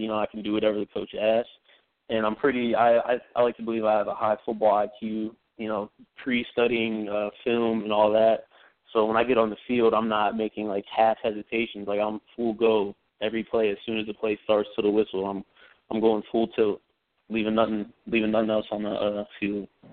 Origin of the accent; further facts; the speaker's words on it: Ohio, United States; moved away as an adult; now in New York, United States; I'm from Ohio